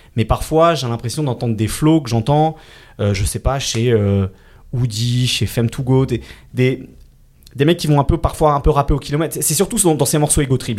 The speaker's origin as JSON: {"language": "French", "region": "Île-de-France", "country": "France", "tie": "born or raised there", "said": "j'ai grandi en Ile-de-France"}